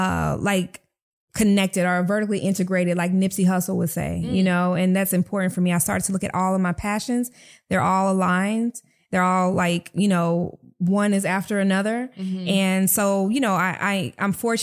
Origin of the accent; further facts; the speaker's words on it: Fort Worth, Texas, United States; Fort Worth, Texas. Shout out to my hometown.